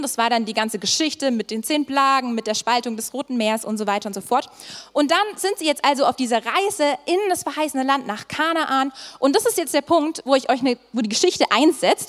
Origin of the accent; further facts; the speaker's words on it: Swabia, Germany; moved away; Ich komme ursprünglich aus dem Schwabeländle